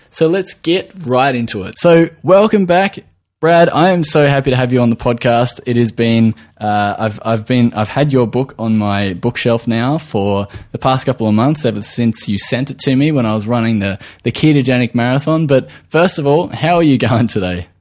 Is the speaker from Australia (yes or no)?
yes; Australia